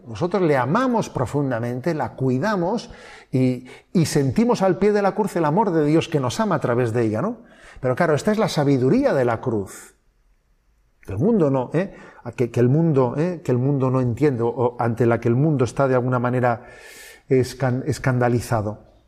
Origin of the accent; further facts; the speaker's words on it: Spain; avanzados somos los españoles